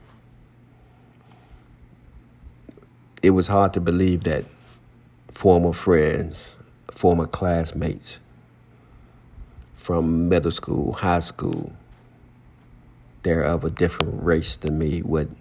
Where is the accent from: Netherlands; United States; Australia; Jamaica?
United States; Henrico County, Virginia; growing up in Henrico County